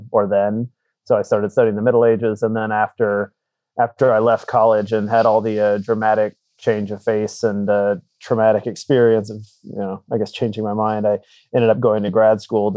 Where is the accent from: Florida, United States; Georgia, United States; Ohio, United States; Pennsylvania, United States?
Florida, United States; South; I grew up in South Florida